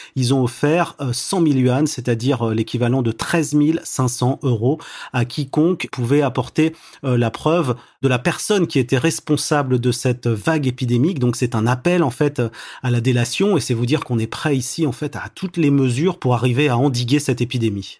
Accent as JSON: {"language": "French", "country": "France", "moved": "yes", "lives_now": "China", "said": "en tant que Français"}